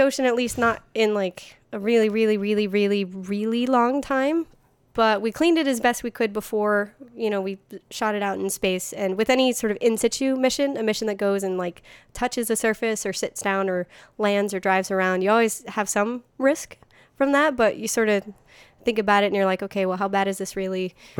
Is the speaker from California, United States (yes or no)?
no; Florida, United States; I grew up in Florida, so I'm very well versed in hurricanes